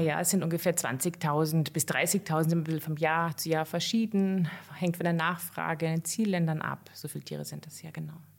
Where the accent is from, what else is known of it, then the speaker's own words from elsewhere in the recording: near Cologne, North Rhine-Westphalia, Germany; now in Austria; bin aber nicht in Bayern, sondern in Nordrhein-Westfalen, in der von Köln aufgewachsen